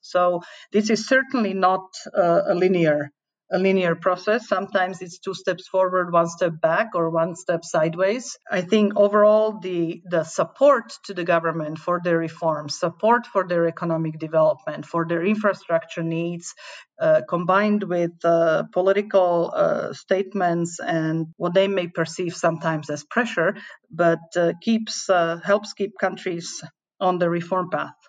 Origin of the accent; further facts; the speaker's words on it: Slovakia; I remember it from my own country that joined the European uh, Union in 2004. I'm from Slovakia